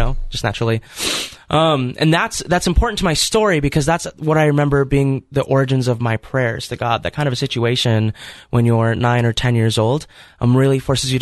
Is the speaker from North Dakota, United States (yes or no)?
yes; Fargo, North Dakota, United States; I grew up in Fargo, North Dakota